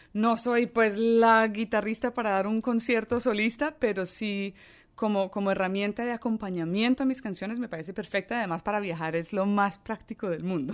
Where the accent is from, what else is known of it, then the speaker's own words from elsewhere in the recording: Colombia; also born or lived in Ireland; yo culturalmente me siento muy, muy colombiana, porque estoy allí desde mis dos años.